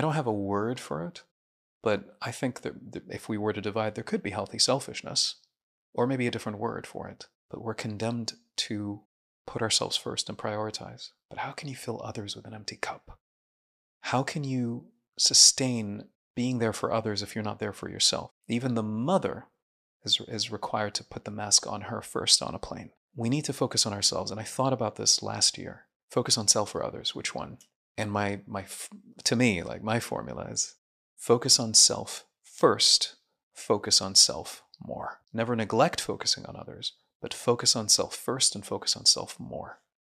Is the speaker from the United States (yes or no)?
no; Jeddah, Makkah Province, Saudi Arabia; also born or lived in Syria; all the way from kindergarten to medical school to working in an addiction hospital for seven years, everything was in Jeddah, Saudi Arabia